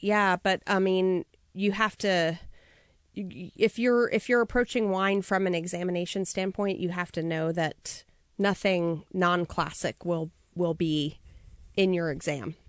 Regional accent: Long Island, New York, United States; now in Napa, United States; I'm from New York originally

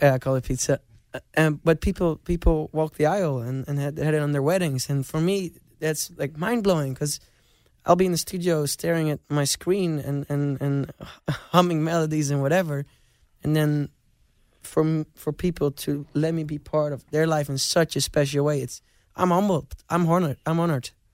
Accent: Amsterdam, North Holland, Netherlands; I grew up in Amsterdam

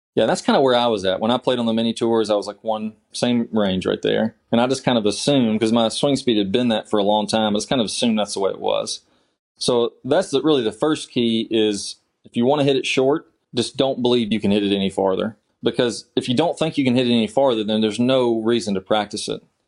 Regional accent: Kentucky, United States; I'm from Kentucky originally. I played golf in high school and college at Eastern Kentucky

